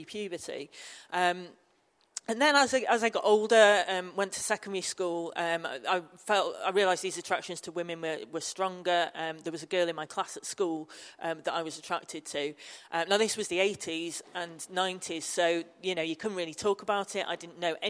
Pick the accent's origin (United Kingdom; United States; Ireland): United Kingdom; Manchester, North West England; now in Newcastle, United Kingdom; I live up in Newcastle, although I'm from Manchester originally.